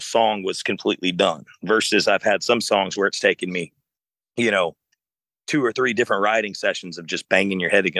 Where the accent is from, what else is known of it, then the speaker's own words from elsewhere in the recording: South Alabama, United States; I grew up in South Alabama